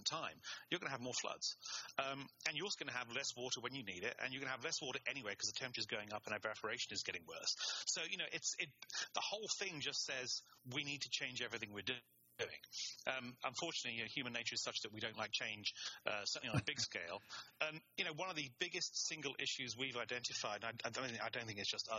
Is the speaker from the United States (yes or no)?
no; England, United Kingdom; I'm English and I studied German.